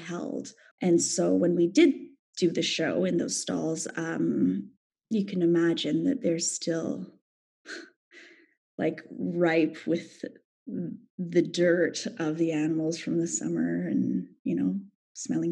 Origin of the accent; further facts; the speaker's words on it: Canada